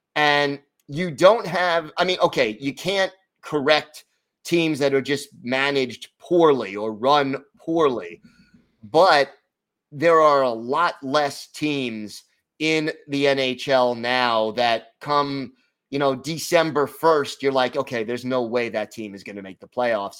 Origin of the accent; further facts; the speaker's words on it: United States; speaking more as an American